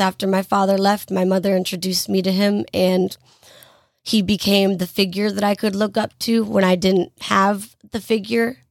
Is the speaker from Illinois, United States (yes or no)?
no; Greensboro, North Carolina, United States; I am from Greensboro, North Carolina. I have lived here my entire life.